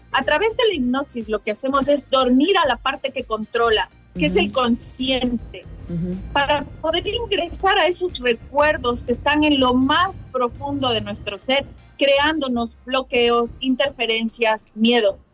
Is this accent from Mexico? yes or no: no; Ecuador; now in Madrid, Spain; mi tierra maravillosa